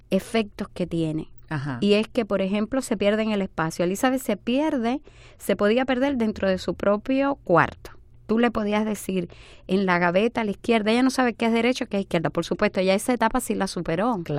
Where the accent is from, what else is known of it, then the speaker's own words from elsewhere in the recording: Dominican Republic; moved away; nosotros nos mudamos de República Dominicana aquí porque aquí encontraba, vimos que habían recursos y profesionales.